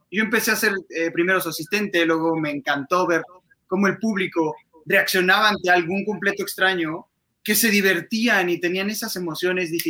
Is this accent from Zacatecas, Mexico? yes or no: no; Mexico City, Mexico; now in Querétaro, Mexico; justo soy adoptado queretano, yo soy de la Ciudad de México